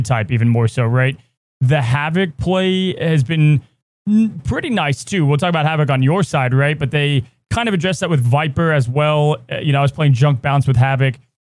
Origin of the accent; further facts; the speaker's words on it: Texas, United States; I grew up in Texas